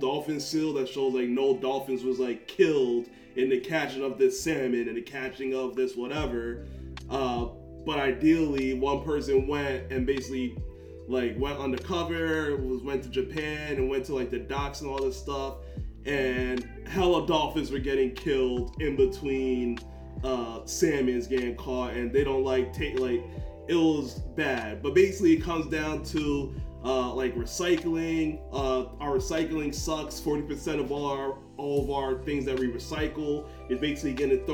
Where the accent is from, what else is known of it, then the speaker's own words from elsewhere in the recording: Jamaica; we're Jamaican